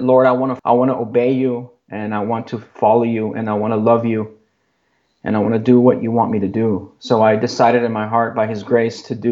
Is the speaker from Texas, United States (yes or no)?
yes; Laredo, Texas, United States; moved away as an adult; now in Austin, United States; friends that I grew up with in Laredo. There's a few of us here that moved from Laredo to Austin